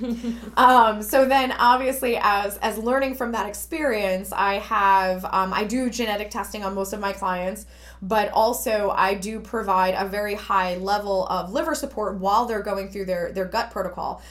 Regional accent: Newark, New Jersey, United States; I grew up in Newark, which was, you know, quite industrial

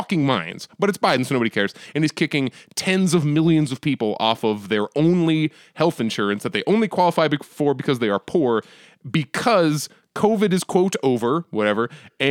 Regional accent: United States; as an American

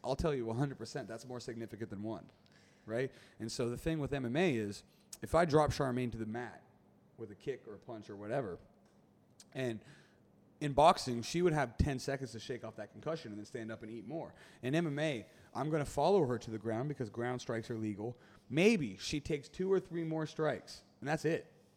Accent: United States; I'm an American

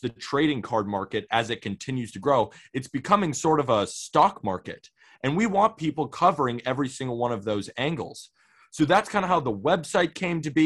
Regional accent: Santa Barbara, California, United States; now in New York City, United States; I'm from Santa Barbara, California, but I've been living in New York City

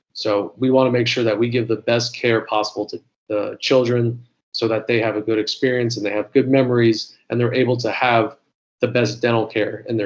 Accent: Florida, United States; I'm from Florida

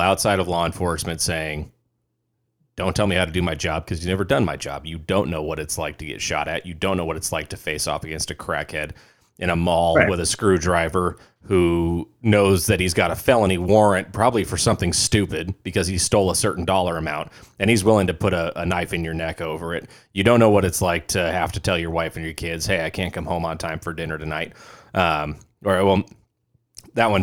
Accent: United States; also born or lived in Arizona / California; growing up in Arizona and California

